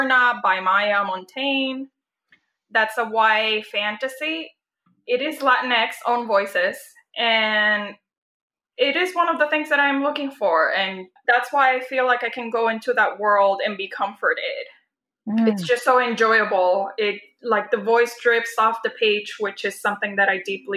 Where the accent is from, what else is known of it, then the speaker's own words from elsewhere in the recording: Puerto Rico; moved away; I was born and raised in Puerto Rico